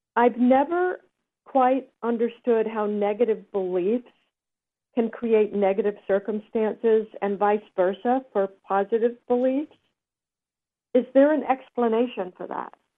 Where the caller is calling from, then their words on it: Los Angeles, California, United States; I'm calling from Los Angeles